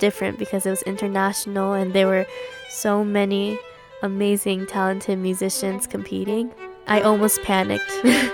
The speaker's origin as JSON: {"language": "English", "town": "Boston", "region": "Massachusetts", "country": "United States", "also_born_or_lived": "Chestnut Hill", "said": "I'm from Boston, Massachusetts. I currently live in Chestnut Hill"}